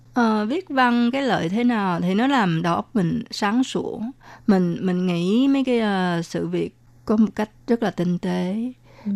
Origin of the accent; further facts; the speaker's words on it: Vietnam; first language Vietnamese; now in Taiwan; mình ở Việt Nam mình nói bằng tiếng Việt, rồi mình học ở trường Việt, trường, rồi à, cũng học ở trường phổ thông cơ sở